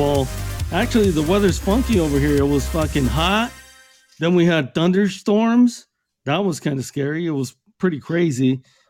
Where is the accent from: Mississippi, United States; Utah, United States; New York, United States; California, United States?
California, United States; East Los Angeles; born there; That's right, because I was born in East LA.